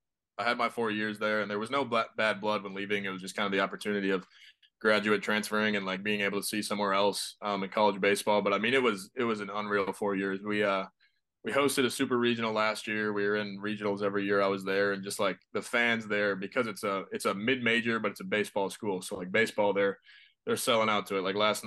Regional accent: Edina, Minnesota, United States; moved away as an adult; also born or lived in Mississippi; I grew up in Edina, Minnesota. which is technically the hockey capital of the world.

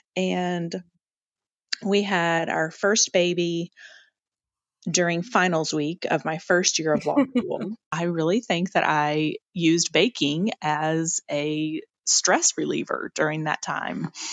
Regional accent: Lexington, Kentucky, United States; I grew up in Lexington, Kentucky. That's where I'm from

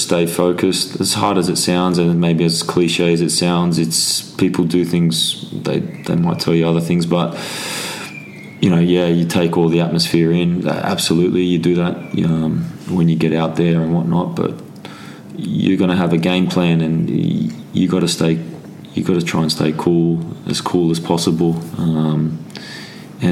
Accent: Sydney, New South Wales, Australia; moved away as an adult; now in England; Sydney, my hometown

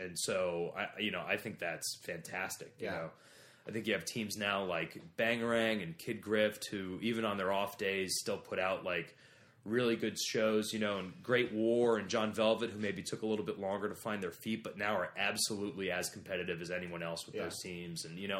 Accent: Ohio, United States; I'm from Ohio.

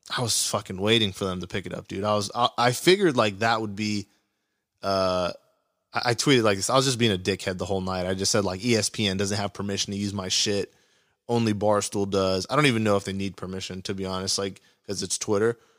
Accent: California, United States; I'm from California

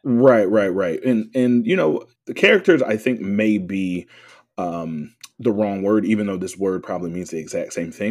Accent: the South, United States; I was from the South

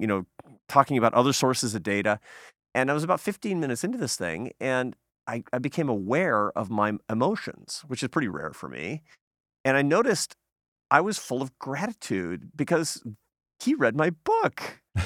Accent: Seattle, Washington, United States; moved away; my hometown in Seattle.

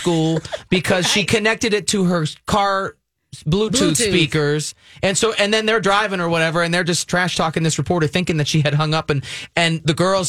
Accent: Pennsylvania, United States; my home state of Pennsylvania.

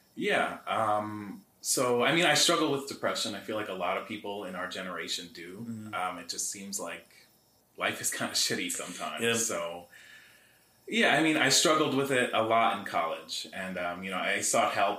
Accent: Greenwood Lake, New York, United States; also born or lived in Bronx, New York; I was born in the Bronx, but I moved to Greenwood Lake. I was four.

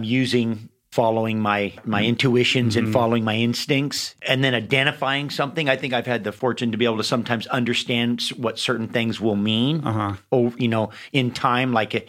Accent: Hawaii, United States; also born or lived in San Francisco; I was born in San Francisco, but been in Hawaii since I was 3 months old.

